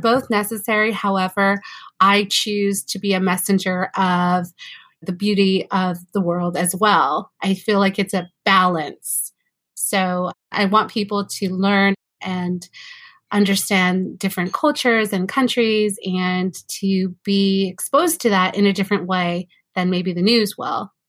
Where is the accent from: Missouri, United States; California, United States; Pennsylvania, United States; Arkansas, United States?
California, United States; also born or lived in Mexico City, Mexico; I was born in California